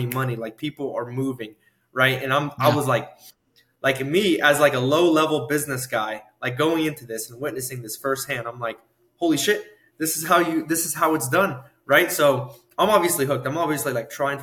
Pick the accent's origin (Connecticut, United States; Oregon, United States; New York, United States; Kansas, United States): Kansas, United States; Southwest; first language English; moved away; also born or lived in Oklahoma; went back to Southwest Kansas, went to interview this roofing company way in like Greeley, Colorado, which is like 6 hours away from my hometown